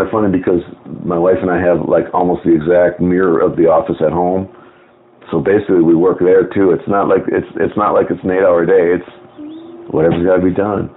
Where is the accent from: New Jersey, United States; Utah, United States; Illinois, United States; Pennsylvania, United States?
Illinois, United States; Skokie; now in Phoenix, United States; I'm from Chicago